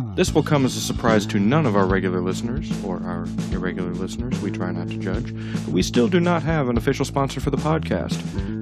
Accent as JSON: {"language": "English", "town": "Pomona", "region": "California", "country": "United States", "tie": "born or raised there", "said": "my hometown of Pomona, California"}